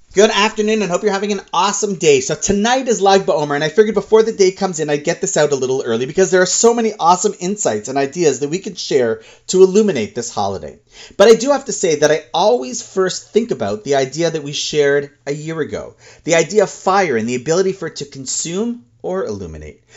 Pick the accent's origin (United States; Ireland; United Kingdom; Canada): Canada; Toronto, Ontario; my hometown of Toronto